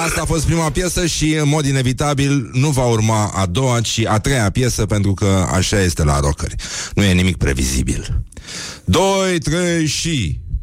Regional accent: Brăila, Brăila County, Romania; când eram copil, la Brăila

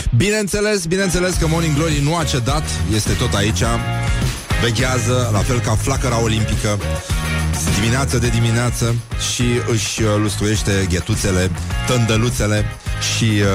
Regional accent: Brăila, Brăila County, Romania; fratele vostru grec din Brăila

